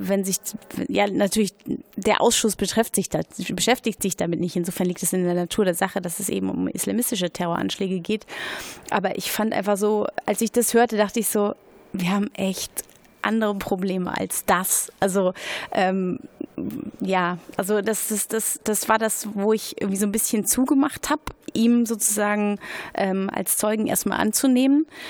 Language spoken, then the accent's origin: German; Berlin, Germany; ich bin Berlinerin